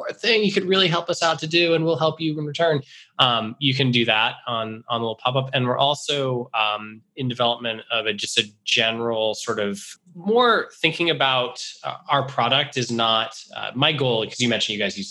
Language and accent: English; Rehoboth, Massachusetts, United States; my hometown in Rehoboth, Massachusetts